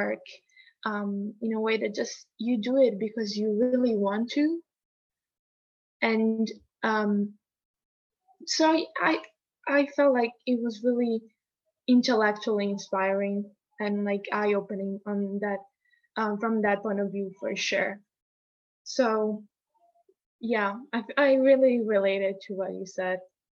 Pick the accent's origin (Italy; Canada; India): Italy; moved away; also born or lived in United States; growing up in Italy